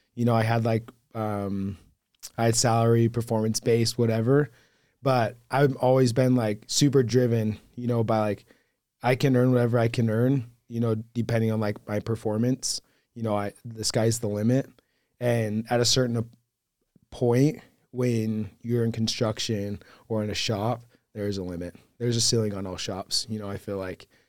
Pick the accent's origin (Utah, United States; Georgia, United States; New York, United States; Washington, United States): Utah, United States; Hurricane; also born or lived in Fort Worth, Texas; was born and raised in Hurricane